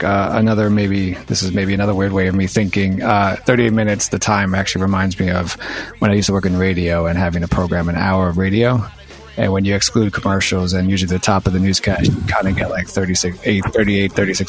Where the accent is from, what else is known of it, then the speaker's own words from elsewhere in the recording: New York City, New York, United States; I grew up in New York City. I'm 40